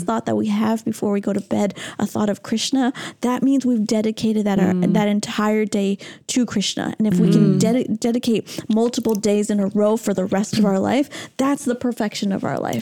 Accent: Toronto, Ontario, Canada; Toronto, my hometown

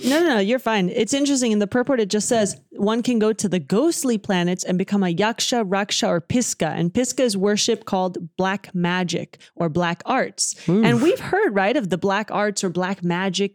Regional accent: Dallas, Texas, United States; Dallas, Texas, where I was born

